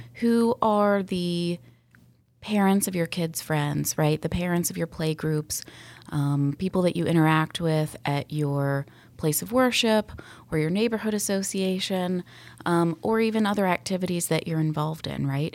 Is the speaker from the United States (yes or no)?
yes; Sandy Springs, Georgia, United States; I was born and raised in Sandy Springs